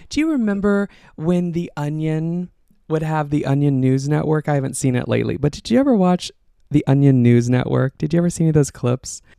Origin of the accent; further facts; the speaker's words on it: outside of Austin, Texas, United States; moved away; Got my start at a local radio station in my hometown outside of Austin, Texas